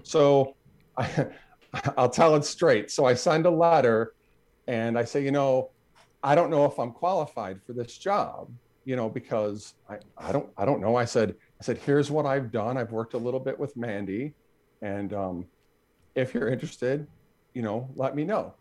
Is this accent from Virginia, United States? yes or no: no; Buffalo, New York, United States; I'm from Buffalo